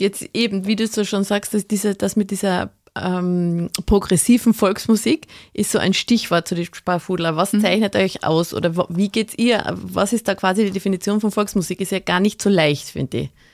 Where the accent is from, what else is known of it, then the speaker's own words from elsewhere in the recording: Carinthia, Austria; ich als gebürtige Kärntnerin